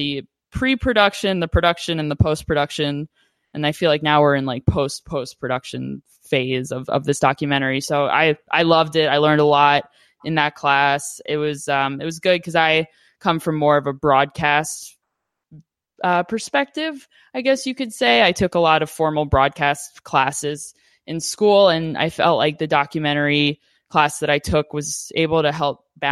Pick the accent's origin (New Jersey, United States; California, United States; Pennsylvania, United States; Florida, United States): Pennsylvania, United States; Philadelphia; moved away as an adult; also born or lived in Chicago area; now in Wisconsin, United States; I'm originally from Philadelphia, Pennsylvania